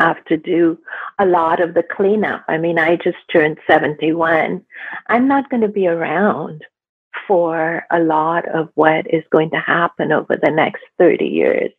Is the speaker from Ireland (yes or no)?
no; India; now in Canada; I grew up in India